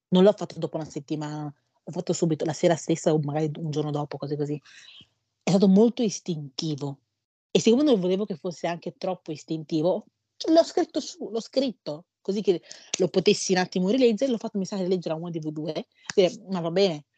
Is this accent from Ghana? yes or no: yes; Ghana; Io sono nata in Ghana